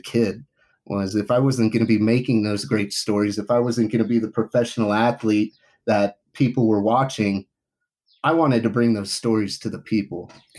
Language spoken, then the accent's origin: English; Reno, Nevada, United States; moved away as an adult; also born or lived in Indiana; now in Utah, United States; I grew up in Reno, Nevada